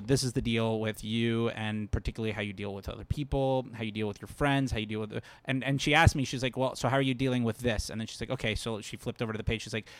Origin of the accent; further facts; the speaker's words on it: Fort Lauderdale, Florida, United States; Fort Lauderdale, Florida.